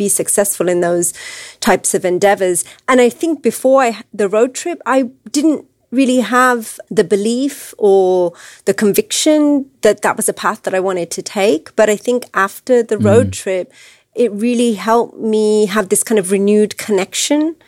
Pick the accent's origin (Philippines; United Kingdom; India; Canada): United Kingdom; England; also born or lived in Wisconsin, United States; now in United States; my parents were visiting from England, where I was born and raised